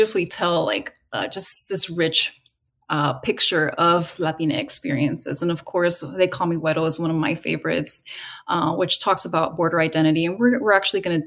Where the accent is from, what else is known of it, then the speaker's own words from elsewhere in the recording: California, United States; my own experiences growing up, taking that road trip, almost the exact same route from California down to the central west coast of Mexico